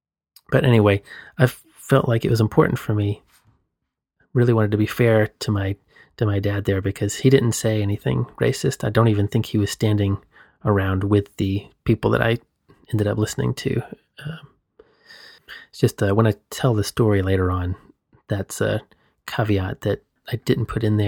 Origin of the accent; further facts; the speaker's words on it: Southeast, United States; So I grew up in the Southeast U.S., just to frame that in context.